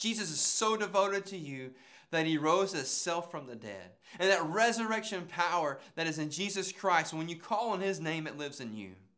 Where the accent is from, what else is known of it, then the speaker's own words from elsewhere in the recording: Calhoun County, Florida, United States; I'm from Calhoun County, Florida.